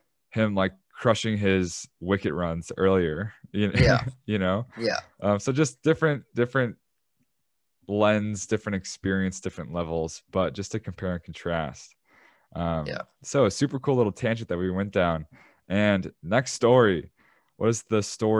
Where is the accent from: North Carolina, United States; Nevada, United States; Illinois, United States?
Illinois, United States; Chicago; I'm from Chicago